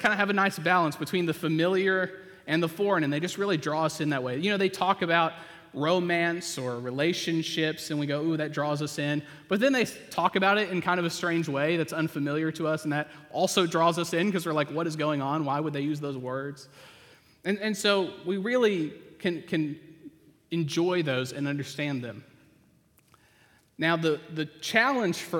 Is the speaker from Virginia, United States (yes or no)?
no; Oklahoma, United States; moved away; I grew up in Oklahoma.